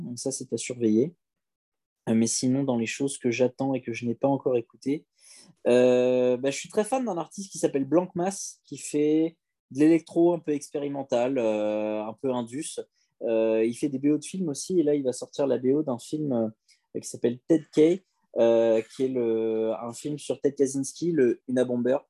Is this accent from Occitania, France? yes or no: no; Chelles, Île-de-France, France; à Chelles, c'est là où j'ai grandi